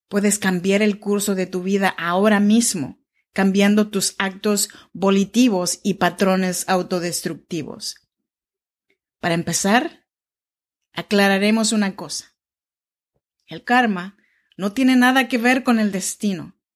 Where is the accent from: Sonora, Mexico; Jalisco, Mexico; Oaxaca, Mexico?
Oaxaca, Mexico; now in Sacramento, United States; te saludo desde Sacramento, California. Yo soy oaxaqueña mexicana de la región chinanteca y vivo en Sacramento, California, desde hace ya más de 10 años.